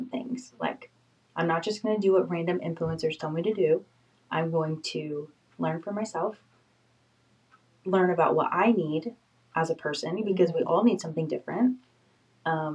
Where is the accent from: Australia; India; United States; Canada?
United States; Florida; moved away as an adult; I'm from Florida